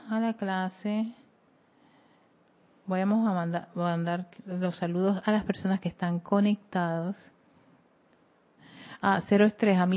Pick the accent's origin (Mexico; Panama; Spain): Panama; y yo soy de Panamá Norte.